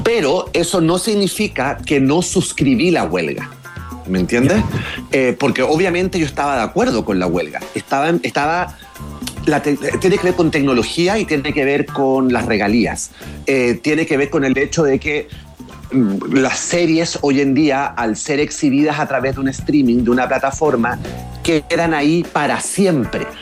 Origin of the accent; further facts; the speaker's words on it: Chile; now in Florida, United States; yo crecí en Chile en los 70 y en los 80